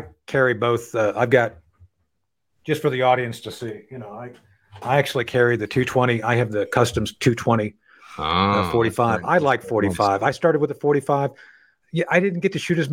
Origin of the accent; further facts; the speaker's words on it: Eatonton, Georgia, United States; my hometown here in Eatonton